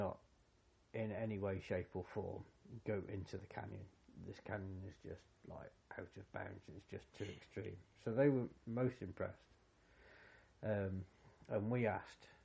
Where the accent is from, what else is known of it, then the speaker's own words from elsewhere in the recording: United Kingdom; as a Brit in Argentina